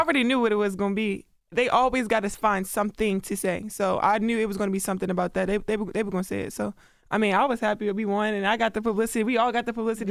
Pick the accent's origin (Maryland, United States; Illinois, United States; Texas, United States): Maryland, United States; Baltimore; when I'm from Baltimore, like that's what we do.